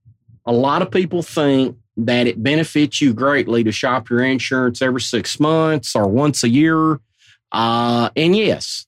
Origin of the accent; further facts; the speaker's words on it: Arkansas, United States; moved away as an adult; also born or lived in Nashville, Tennessee; now in Mount Juliet, United States; born and bred in Arkansas